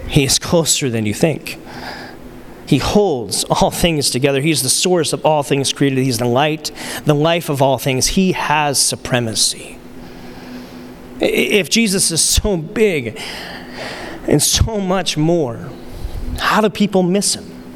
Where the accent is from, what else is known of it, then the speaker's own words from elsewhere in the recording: Arizona, United States; from Arizona